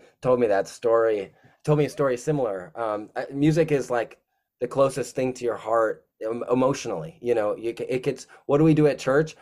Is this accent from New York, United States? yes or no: no; Wisconsin, United States; moved away as an adult; also born or lived in Indiana; now in Chicago, United States; I moved from Wisconsin to Indiana